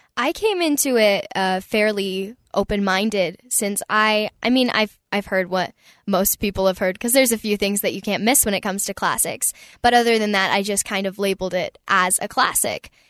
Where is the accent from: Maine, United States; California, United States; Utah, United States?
Utah, United States; Mapleton; also born or lived in Provo / Spanish Fork; I grew up for my early years in Spanish Fork, and then we moved to Mapleton when I was five